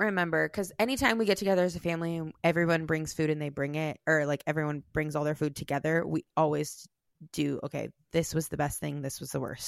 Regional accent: Iowa, United States; I grew up in Iowa

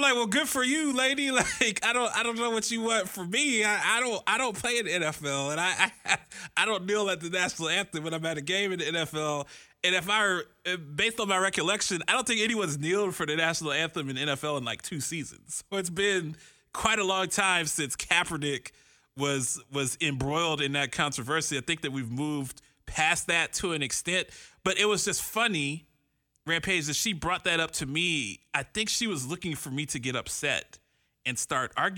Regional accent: Columbus, Ohio, United States; now in Phoenix, United States; I'm not from New York. I'm from Columbus, Ohio. I'm from the Midwest where they have cows and stuff

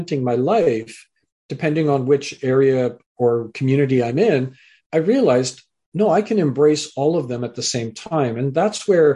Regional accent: Canada; also born or lived in England; I was born in England, raised in Canada

